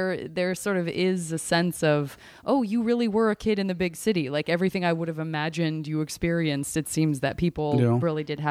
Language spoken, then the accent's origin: English; Tucson, Arizona, United States; I'm from Tucson, Arizona, which barely feels like a city